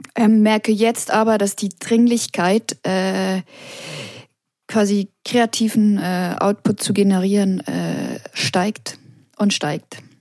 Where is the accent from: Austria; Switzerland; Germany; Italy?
Switzerland; now in Paris, France; an meiner Heimat, ich vermisse die Natur am meisten